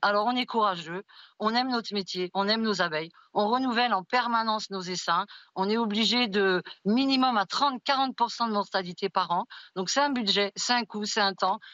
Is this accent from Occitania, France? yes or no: yes; Haute-Ariège, Occitania, France; chez moi en Haute-Ariège